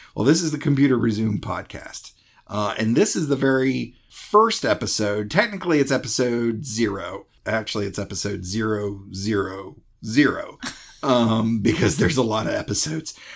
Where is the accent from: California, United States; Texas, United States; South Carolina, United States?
South Carolina, United States; Greenville; I'm from Greenville, South Carolina